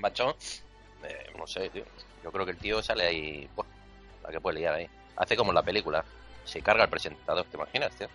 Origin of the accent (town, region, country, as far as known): Spain